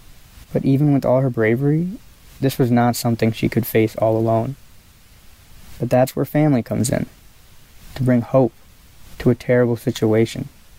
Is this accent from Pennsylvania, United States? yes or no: yes; Clarks Summit, Pennsylvania, United States; I'm from Clark Summit, Pennsylvania, and I'm on Planet Classroom.